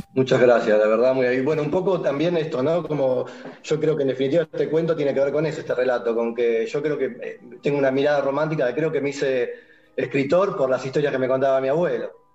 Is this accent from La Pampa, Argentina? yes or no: no; Mataderos, Buenos Aires, Argentina; soy originalmente de Mataderos